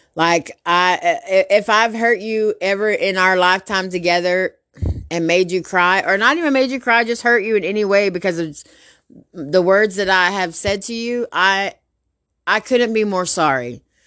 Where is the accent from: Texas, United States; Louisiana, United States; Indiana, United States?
Texas, United States; Garland; also born or lived in Rowlett, Texas; I grew up in Garland for twenty years. Then we moved to Rowlett